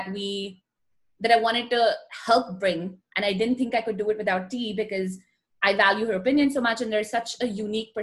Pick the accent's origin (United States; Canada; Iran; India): India; moved away as an adult; I grew up in India, still very rooted in India